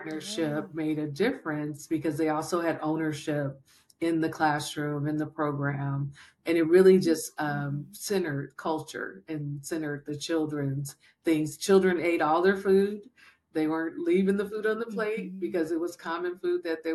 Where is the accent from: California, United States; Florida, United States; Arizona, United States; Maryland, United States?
California, United States; Berkeley; I grew up in Berkeley, California